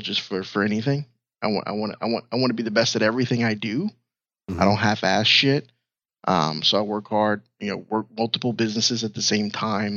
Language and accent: English; New York City, New York, United States; I'm from New York, Brooklyn, New York